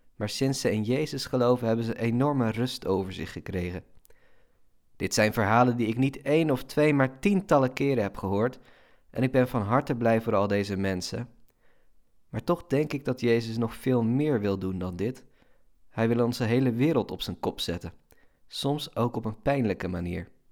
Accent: Netherlands; Als Nederlander

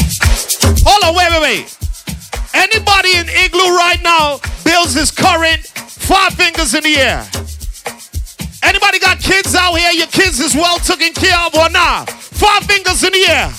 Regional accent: Trinidad & Tobago; I'm Trinidadian

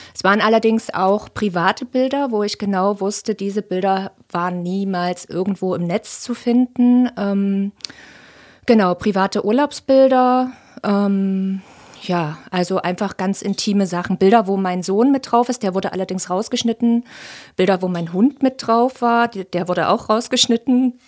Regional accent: Leipzig, Saxony, Germany; ich bin 38 und auch gebürtige Leipzigerin

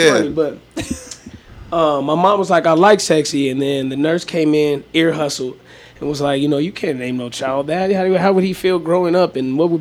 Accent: Albuquerque, New Mexico, United States; I'm from Albuquerque, New Mexico, man. I was on the west side.

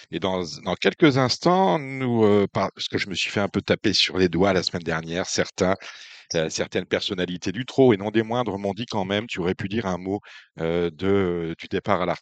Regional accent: Maubeuge, Hauts-de-France, France; tous les deux, nous sommes natifs de Maubeuge.

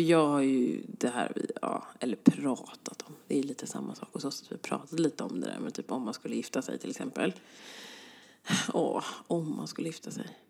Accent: Stockholm, Stockholm County, Sweden; jag är från Sverige

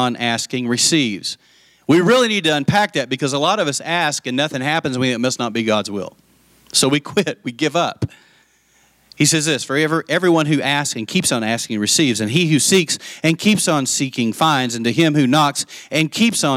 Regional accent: Lubbock, Texas, United States; I grew up in Lubbock

